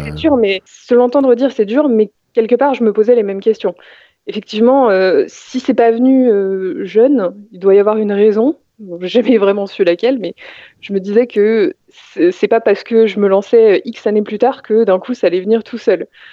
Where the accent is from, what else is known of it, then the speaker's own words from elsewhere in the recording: Val-de-Marne, Île-de-France, France; J'ai grandi, bah, j'ai continué, euh, j'ai fait presque toute ma vie dans le Val-de-Marne